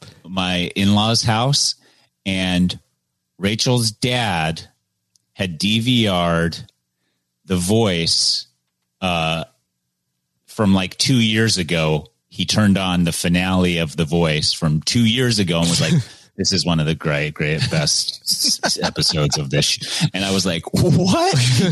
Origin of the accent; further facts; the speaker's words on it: Texas, United States; We're from Texas.